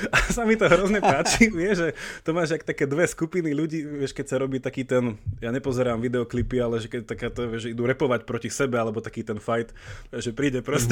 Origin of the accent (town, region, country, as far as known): Slovakia; moved away as an adult; also born or lived in Italy / Belgium / England